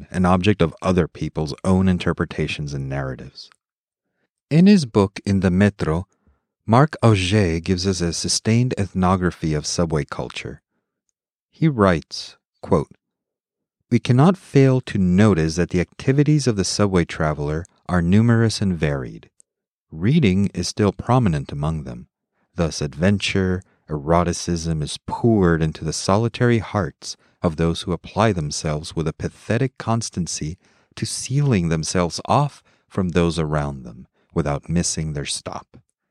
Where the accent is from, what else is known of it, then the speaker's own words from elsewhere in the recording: Mexico City, Mexico; moved away as an adult; I grew up in Mexico City, spending my childhood and teenage years there